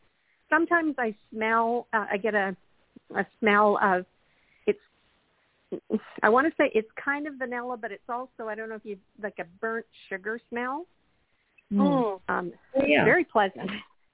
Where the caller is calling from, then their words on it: Manitoba, Canada; And I'm from Manitoba, Canada.